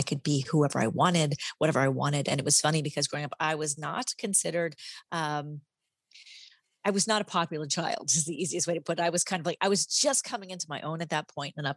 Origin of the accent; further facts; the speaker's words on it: Michigan, United States; moved away as an adult; also born or lived in Paris; I grew up in Michigan like you